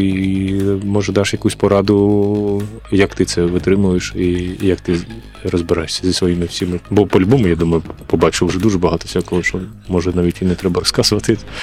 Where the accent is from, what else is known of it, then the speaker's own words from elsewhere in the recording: Kharkiv, Kharkiv Oblast, Ukraine; я сам з Харкова